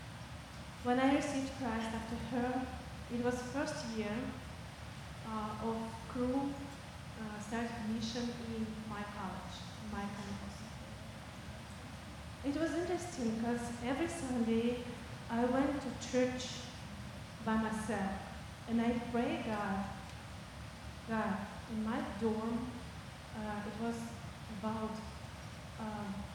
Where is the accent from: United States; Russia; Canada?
Russia; Siberia; English is a second language; I was born in Siberia. I was grew up there and graduated.